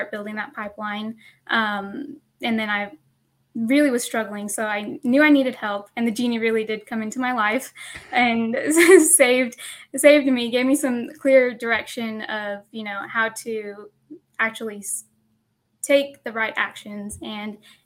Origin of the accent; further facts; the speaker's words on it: Sweetwater, Texas, United States; now in Dallas, United States; my hometown of Sweetwater, Texas